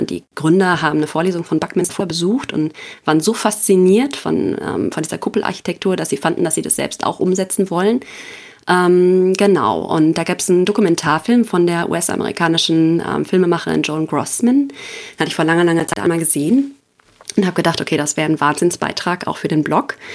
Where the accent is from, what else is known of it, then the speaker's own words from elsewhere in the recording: Dorsten, North Rhine-Westphalia, Germany; also born or lived in Leipzig / Marburg / Aachen; now in Bochum, Germany; stamme gebürtig aus Dorsten